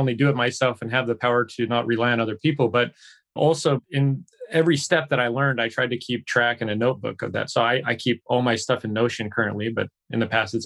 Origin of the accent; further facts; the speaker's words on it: United States; moved away as an adult; now in Seoul, South Korea; I'm an American expat and lived here in Seoul, South Korea for the past 12 years